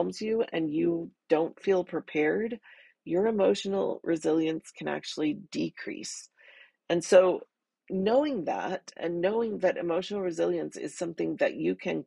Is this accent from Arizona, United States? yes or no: yes; Arizona, United States; I grew up in the Southwest in Arizona